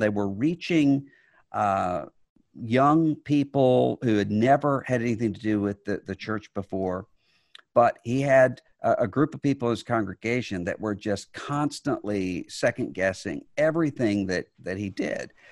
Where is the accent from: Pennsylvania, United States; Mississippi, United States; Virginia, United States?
Mississippi, United States; I was from Mississippi